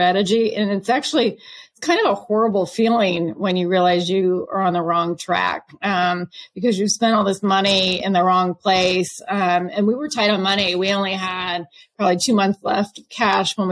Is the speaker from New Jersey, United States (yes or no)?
no; California near Berkeley, United States; moved away as an adult; also born or lived in Boston; I grew up in California near Berkeley